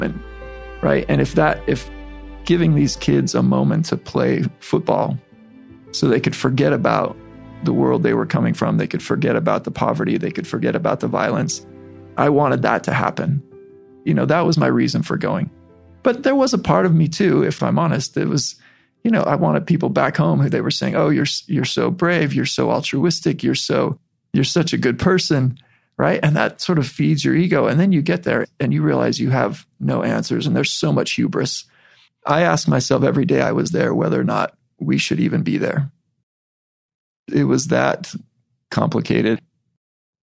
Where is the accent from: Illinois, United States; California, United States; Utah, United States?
Utah, United States; as a white kid from Utah